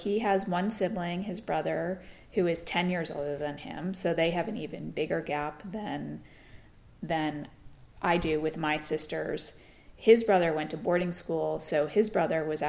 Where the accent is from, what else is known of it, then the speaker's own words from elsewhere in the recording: New York, United States; moved away; also born or lived in Florida; where we grew up in New York